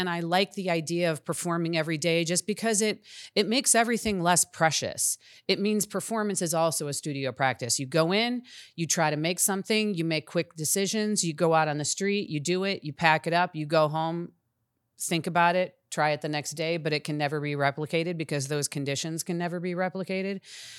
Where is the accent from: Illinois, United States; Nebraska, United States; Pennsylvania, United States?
Illinois, United States; Chicago; I'm originally from Chicago, and I spent a lot of my life in Chicago.